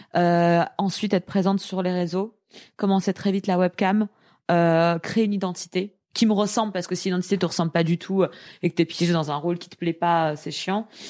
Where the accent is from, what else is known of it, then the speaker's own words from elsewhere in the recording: Paris, Île-de-France, France; je suis parisienne euh, j'ai 28 ans